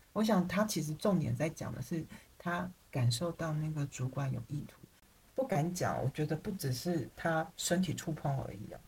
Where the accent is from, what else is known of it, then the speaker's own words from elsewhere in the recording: Taiwan; moved away; also born or lived in Paris, France; 我是台湾人